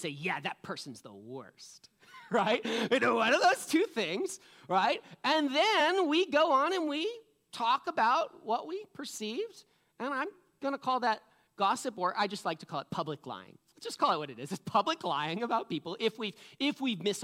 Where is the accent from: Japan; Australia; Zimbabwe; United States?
United States; New England; I'm from New England